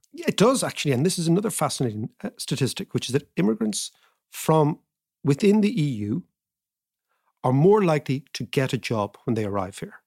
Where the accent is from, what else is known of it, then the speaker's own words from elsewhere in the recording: Ireland; being Irish